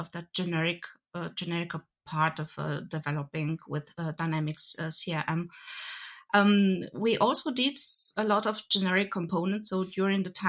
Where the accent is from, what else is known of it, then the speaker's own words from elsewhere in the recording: Romania; now in Germany; I'm actually from Romania originally.